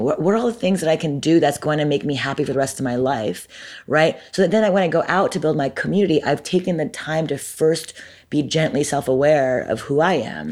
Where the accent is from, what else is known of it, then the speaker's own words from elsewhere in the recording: Montreal, Quebec, Canada; moved away as an adult; now in Brooklyn, United States; I'm Canadian. I'm from Montreal, born and raised. I moved to America when I was eighteen